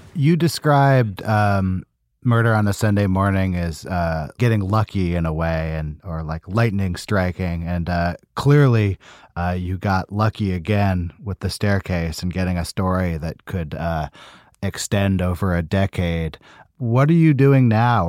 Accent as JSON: {"language": "English", "country": "United States", "said": "I'm an American"}